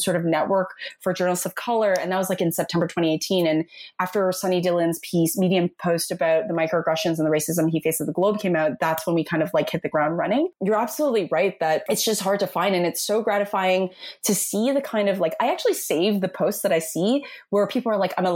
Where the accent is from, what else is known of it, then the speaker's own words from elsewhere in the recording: Toronto, Ontario, Canada; also born or lived in New York City, United States; I'm born and raised in Toronto